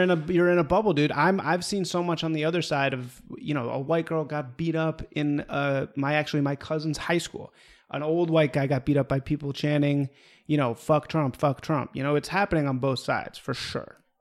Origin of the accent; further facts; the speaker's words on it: Evanston, Illinois, United States; I'm from Evanston, Illinois, which is a suburb of Chicago